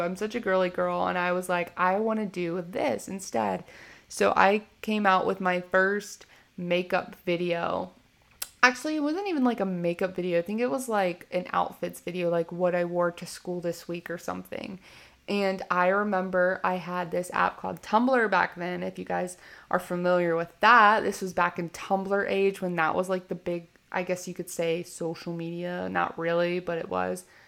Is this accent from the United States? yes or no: yes; Richmond, Virginia, United States; I was born in Richmond, Virginia